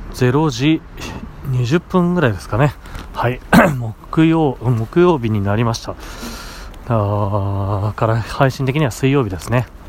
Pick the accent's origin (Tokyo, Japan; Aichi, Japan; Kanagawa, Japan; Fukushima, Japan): Fukushima, Japan; moved away; 僕の実家、父母が住んでるところ、例えば福島とかで言うと